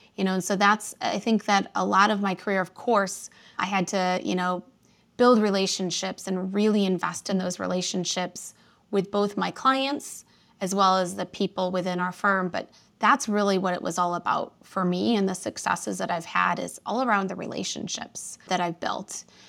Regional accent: Indiana, United States; moved away as an adult; now in Chicago, United States; I was raised about an hour outside of Chicago in a small town in Indiana, right on Lake Michigan

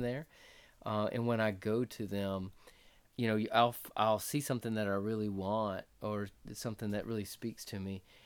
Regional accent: North Florida, United States; moved away as an adult; also born or lived in Costa Rica / Ecuador / Mendoza, Argentina / North Carolina; now in Clinton, South Carolina, United States; we're from Florida, North Florida

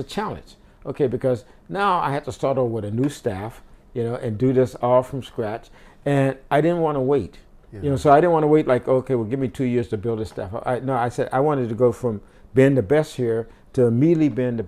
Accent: St. Louis, Missouri, United States; moved away as an adult; I grew up in St. Louis, and my area was predominantly black

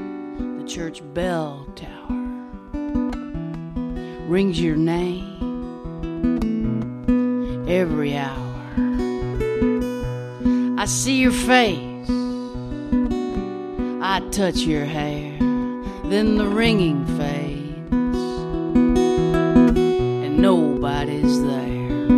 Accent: Baton Rouge, Louisiana, United States; also born or lived in New Orleans; I was born in New Orleans, and I was raised in Baton Rouge, and when those hurricanes hit, those were my people, and it hit pretty hard.

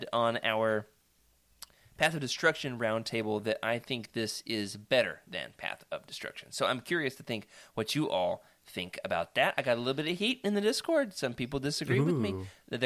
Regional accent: Oklahoma, United States; moved away; also born or lived in Arkansas; Oklahoma to visit my hometown

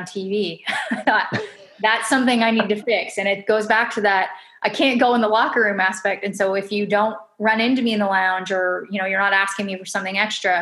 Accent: Canada; especially being in my home country

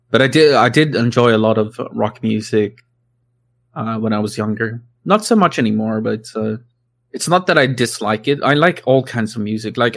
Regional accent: Sweden; English is a second language; I grew up in Sweden, right? So and country isn't really a thing here.

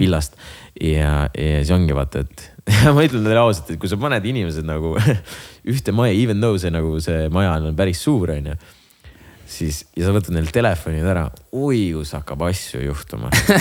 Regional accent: Jõgeva, Jõgeva County, Estonia; mina olen Jõgevalt

